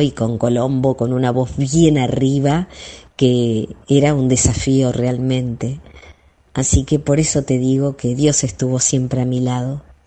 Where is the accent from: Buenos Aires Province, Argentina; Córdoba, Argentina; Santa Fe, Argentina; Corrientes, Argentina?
Buenos Aires Province, Argentina; San Pedro; moved away as an adult; mi pueblo